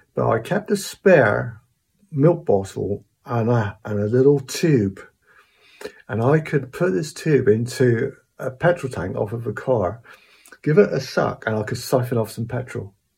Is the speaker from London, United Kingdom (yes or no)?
no; Cornwall, South West England, United Kingdom; I was born around the Snort area in Cornwall.